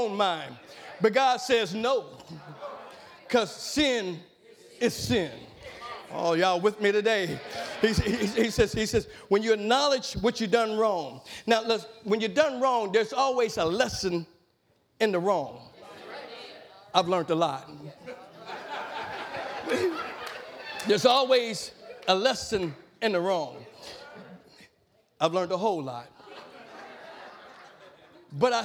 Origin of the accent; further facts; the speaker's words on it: Madisonville, United States; growing up in East End